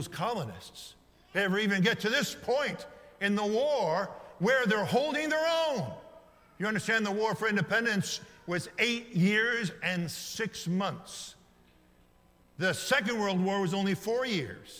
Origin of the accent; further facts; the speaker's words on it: United States; American citizens living in the greatest nation in modern history